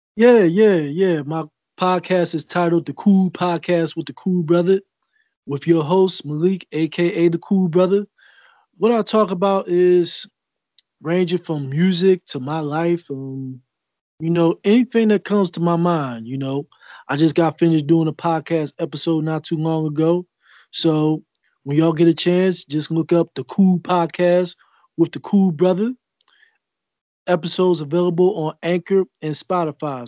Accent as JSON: {"language": "English", "town": "Philadelphia", "region": "Pennsylvania", "country": "United States", "said": "I'm from North Philly"}